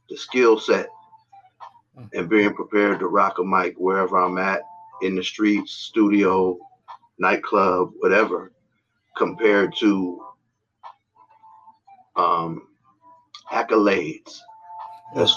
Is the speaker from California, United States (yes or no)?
yes; San Francisco, California, United States; I'm from San Francisco, California, born and raised, never left.